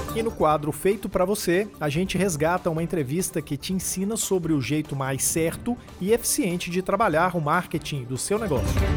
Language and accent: Portuguese; Brazil; A gente é brasileiro